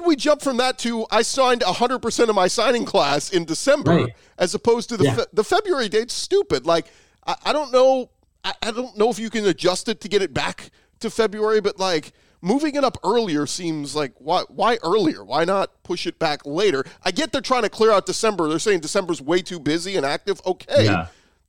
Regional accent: Auburn, Alabama, United States; I grew up in Auburn, Alabama. I played my high school ball at Auburn High School.

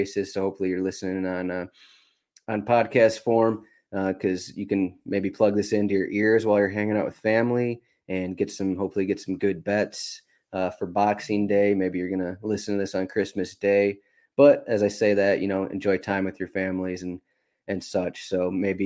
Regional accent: Michigan, United States; I grew up in Michigan.

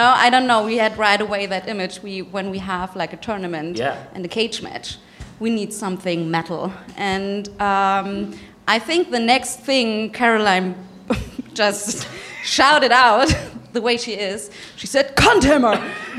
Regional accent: Germany; me, I'm from Germany.

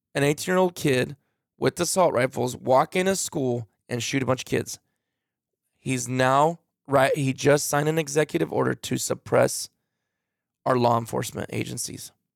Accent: United States; I'm American

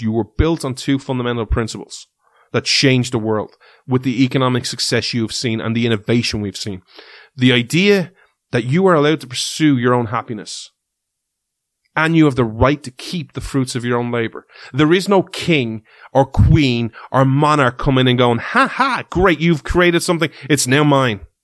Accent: Ireland; we're from Ireland

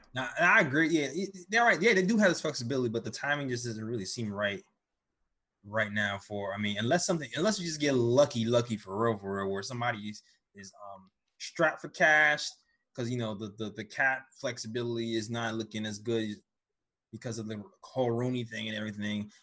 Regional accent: New York, United States; I'm from New York

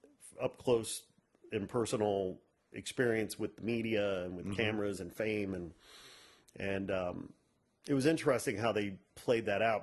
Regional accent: Chicago, Illinois, United States; And I grew up in and around Chicago, so I'm very familiar with that area.

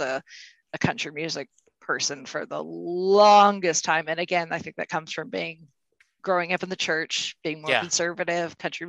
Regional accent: Indiana, United States; Well, I'm a native Hoosier.

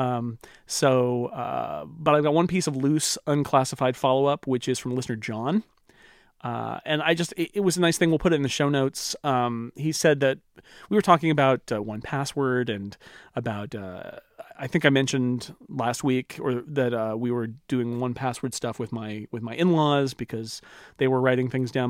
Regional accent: near Yosemite, California, United States; I grew up near Yosemite.

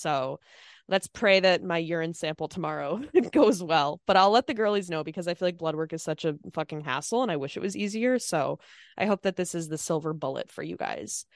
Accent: Minnesota, United States; moved away; I'm also from Minnesota

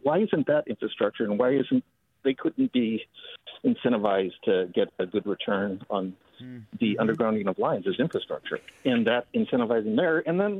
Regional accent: Palo Alto, California, United States; I grew up in Palo Alto, and they had undergrounded the utilities

